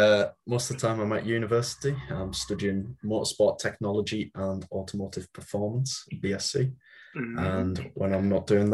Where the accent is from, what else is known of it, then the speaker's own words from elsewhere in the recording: the north of England, United Kingdom; I'm from Northern England.